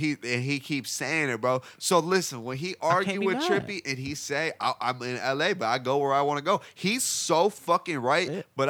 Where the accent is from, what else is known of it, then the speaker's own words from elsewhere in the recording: Cleveland, Ohio, United States; I was born in Cleveland